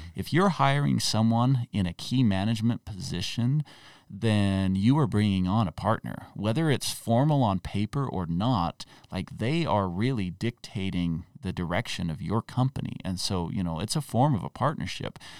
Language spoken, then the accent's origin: English; Utah, United States; I grew up in Utah